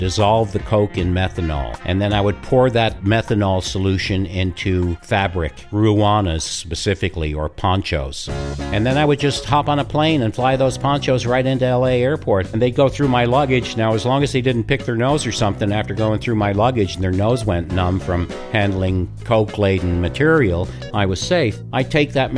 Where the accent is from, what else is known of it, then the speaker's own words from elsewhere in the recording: Newfoundland and Labrador, Canada; I grew up with in Newfoundland